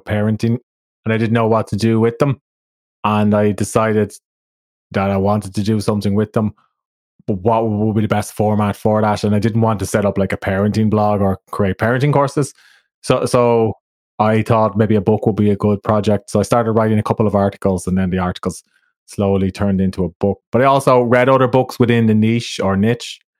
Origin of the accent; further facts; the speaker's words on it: Ireland; as an Irish dad